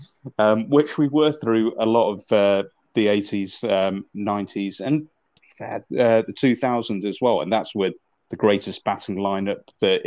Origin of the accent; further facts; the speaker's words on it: Manchester, North West England, United Kingdom; I'm originally from Manchester